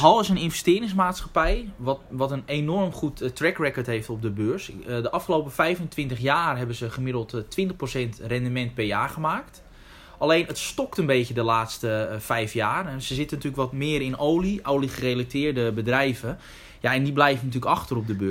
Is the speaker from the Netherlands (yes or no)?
yes; Netherlands; we zijn als Nederlanders